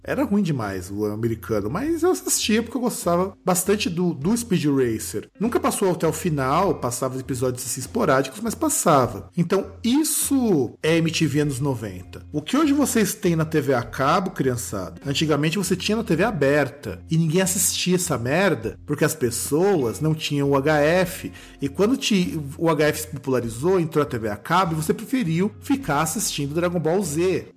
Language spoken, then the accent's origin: Portuguese; Brazil; para nós como brasileiros